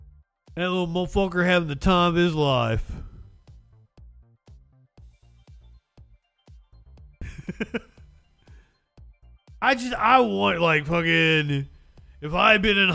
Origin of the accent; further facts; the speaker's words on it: Appalachia, United States; accent: Appalachian; growing up in Appalachia. I was in the mountains all the fucking time as a kid